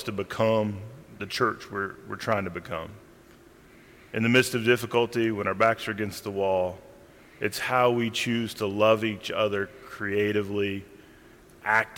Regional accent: Randolph County, North Carolina, United States; I grew up in Randolph County, North Carolina

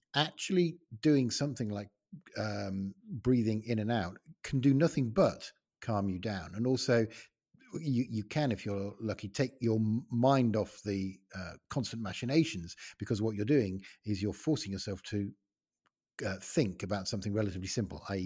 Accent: Ilkley, Yorkshire and the Humber, United Kingdom; my hometown is, uh, Ilkley in West Yorkshire

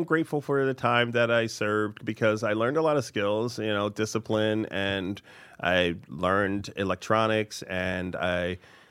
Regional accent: Oahu, Hawaii, United States; now in New York, United States; I was raised in Hawaii.

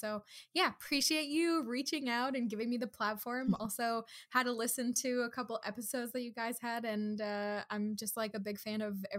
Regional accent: Kahnawake, Quebec, Canada; now in Toronto, Canada; I grew up in Kahnawake, Mohawk Territory. I am Kanyekehaga.

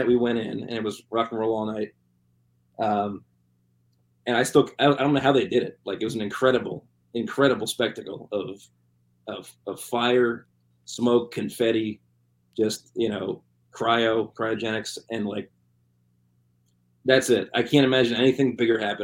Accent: New Jersey, United States; I'm from New Jersey.

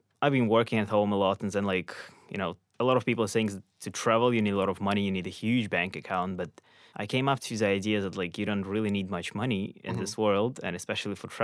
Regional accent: Ukraine; moved away as an adult; I'm from Ukraine. And I spent there most of my life

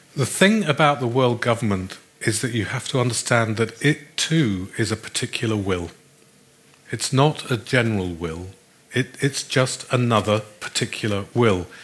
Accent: Australia; I come from Australia

